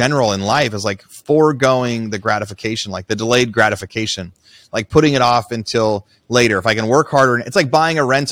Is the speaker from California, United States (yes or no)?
no; Southern Oregon, United States; where I grew up in Southern Oregon